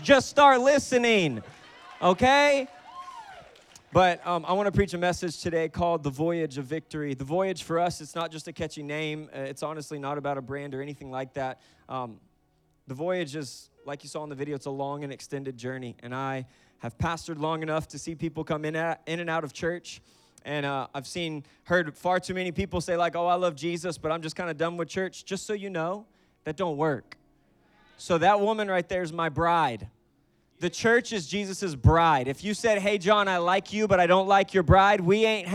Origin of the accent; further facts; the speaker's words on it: Florida, United States; also born or lived in Louisiana; I'm from Florida, born and raised